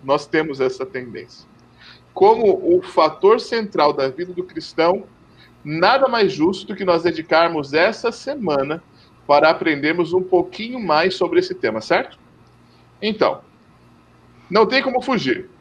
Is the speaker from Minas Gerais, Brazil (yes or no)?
no; São Paulo, Brazil; paulistano como eu